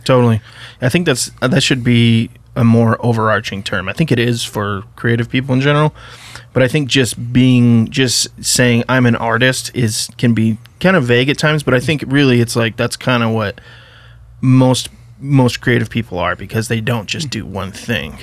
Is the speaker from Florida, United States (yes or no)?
no; Idaho, United States; I grew up in pretty small town, Idaho